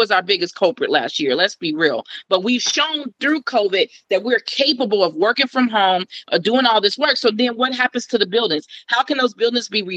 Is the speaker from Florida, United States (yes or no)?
no; Cincinnati, Ohio, United States; I'm from Cincinnati. I'm from over the Rhine